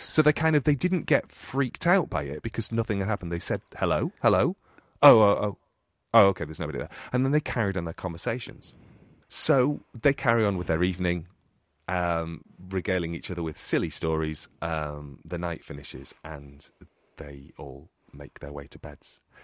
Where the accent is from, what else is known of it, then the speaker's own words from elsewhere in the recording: United Kingdom; accent: northern; my northern accent